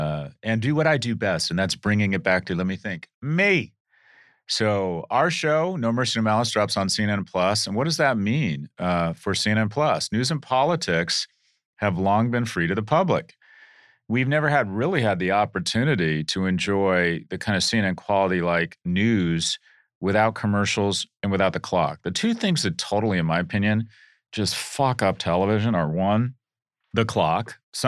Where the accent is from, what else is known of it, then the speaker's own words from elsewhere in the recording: United Kingdom; I'm British, so I want some cream and sugar.